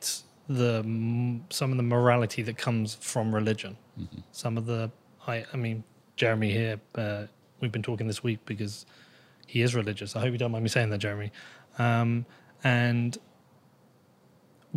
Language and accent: English; United Kingdom; I am British